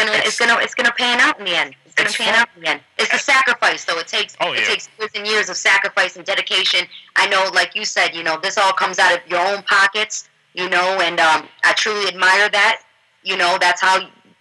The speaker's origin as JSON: {"language": "English", "region": "New York", "country": "United States", "moved": "as an adult", "lives_now": "Atlanta, United States", "said": "I'm a New Yorker"}